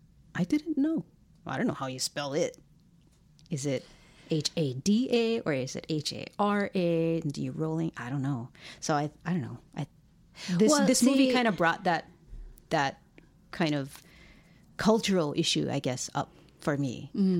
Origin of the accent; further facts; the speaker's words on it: Hawaii, United States; Like, oh, yeah, in Hawaii, growing up, small kid time, you just used to going outside harashi.